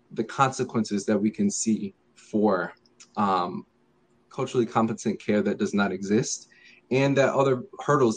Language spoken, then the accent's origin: English; Connecticut, United States; I was born and raised in Connecticut.